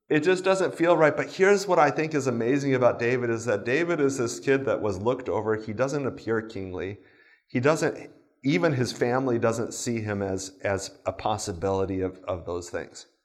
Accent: Japan; I grew up in Japan.

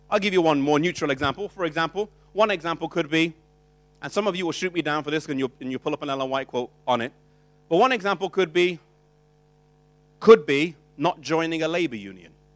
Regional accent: United Kingdom; we come from British culture

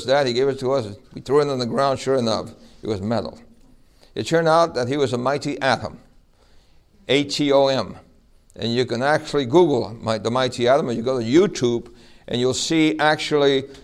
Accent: New York City, New York, United States; when I was a little boy growing up in New York City

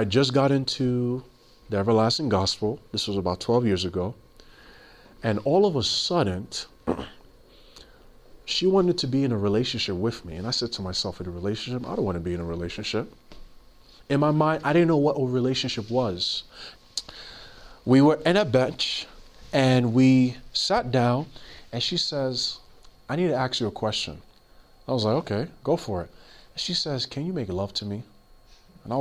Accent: New York City, New York, United States; I grew up in Queens, New York

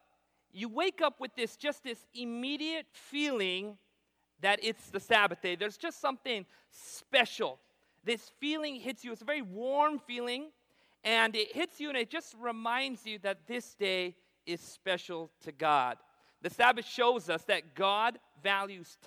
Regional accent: Southern California, United States; I was born in Southern California. My parents come from India.

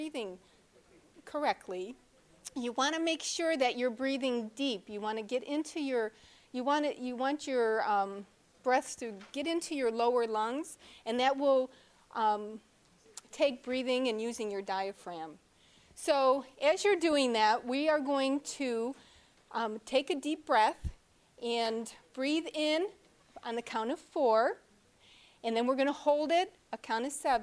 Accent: New York, United States; I'm from New York State.

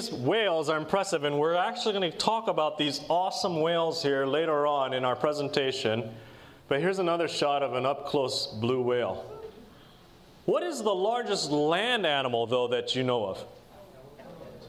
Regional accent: Portland, Oregon, United States; I'm from Portland area

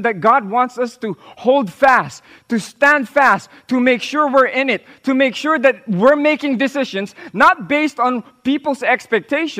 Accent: Philippines; first language Tagalog; English is a second language; my original language, in my original tongue, which is Tagalog

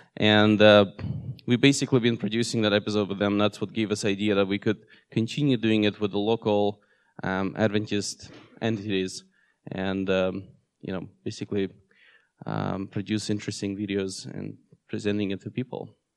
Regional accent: Russia; also born or lived in Seattle area, United States; now in Seattle, United States; I was born in Russia, and uh, in 2008, I moved with my family here in US

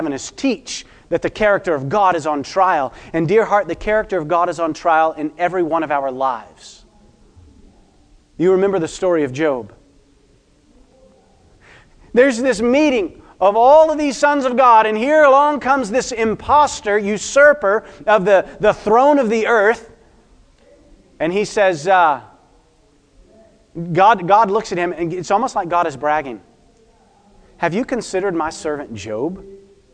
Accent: United States; I am American

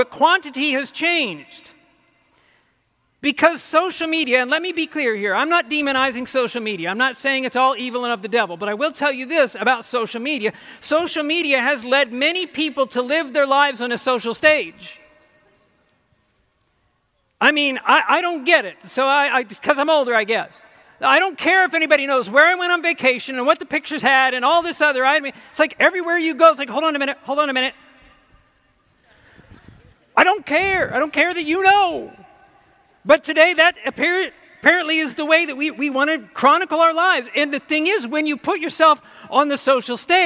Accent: Ohio, United States; now in Michigan, United States; I grew up in Ohio. I'm an Ohio boy

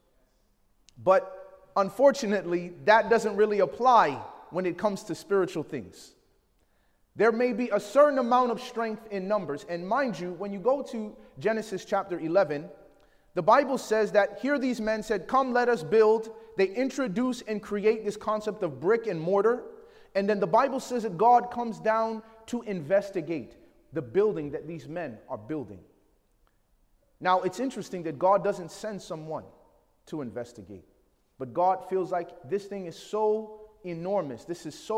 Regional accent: Chicago, Illinois, United States; I grew up in Chicago

